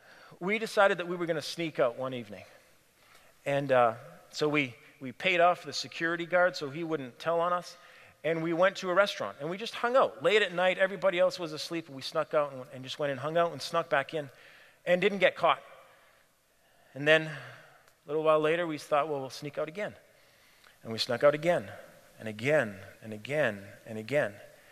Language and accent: English; Cameroon; I grew up in Cameroon, West Africa. And for my grade 11 year of high school, I went to a boarding school in Nigeria. And my parents stayed in Cameroon, the neighboring country.